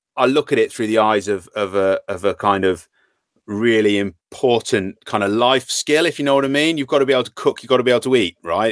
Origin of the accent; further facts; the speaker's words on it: Worcester, West Midlands, United Kingdom; moved away as an adult; now in Shrewsbury, United Kingdom; from Worcester originally.